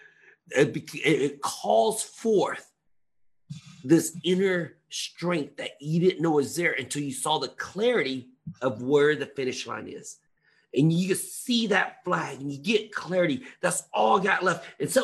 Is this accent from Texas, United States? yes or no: yes; Texas, United States; now in California, United States; I grew up in Texas